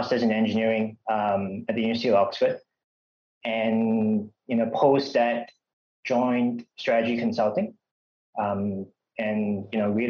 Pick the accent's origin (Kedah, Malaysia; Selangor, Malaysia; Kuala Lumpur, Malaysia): Kedah, Malaysia; as a child growing up in Kedah